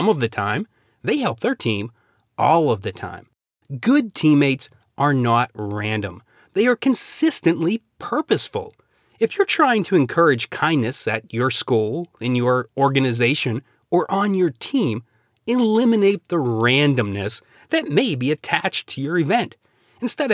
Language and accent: English; Pennsylvania, United States; I grew up in Pennsylvania and loved Mr. Rogers' neighborhood as a kid